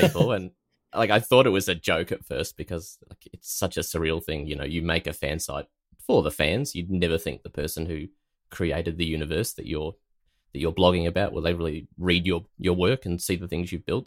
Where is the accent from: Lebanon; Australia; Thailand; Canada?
Australia; as an Aussie